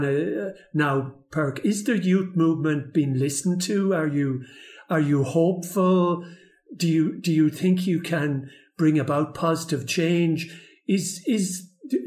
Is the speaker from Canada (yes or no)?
no; Ireland; I come from Ireland